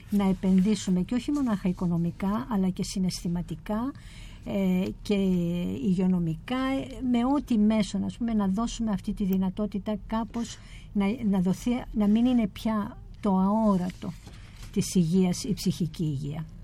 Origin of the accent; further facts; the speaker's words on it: Ethiopia; η εμπειρία μου το ότι ε, γεννήθηκα και μεγάλωσα στην Αιθιοπία είναι πολύ σημαντική, πάρα πολύ σημαντική, διότι έζησα σε μια κουλτούρα και σε έναν κόσμο